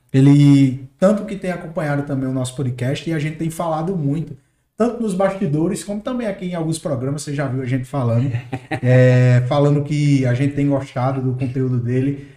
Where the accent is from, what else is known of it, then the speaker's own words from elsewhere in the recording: Northeast Region, Brazil; accent: nordestino; Eu sou nordestino, sabe, raiz, daquele que puxa o R